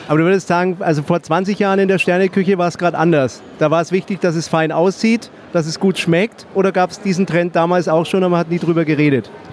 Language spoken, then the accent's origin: German; Nuremberg, Bavaria, Germany; der Franke, ich komme ja aus Nürnberg